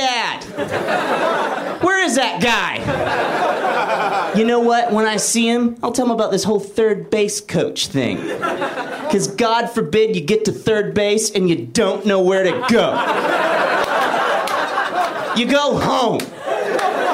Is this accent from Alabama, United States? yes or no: yes; Alabama, United States; I'm from Alabama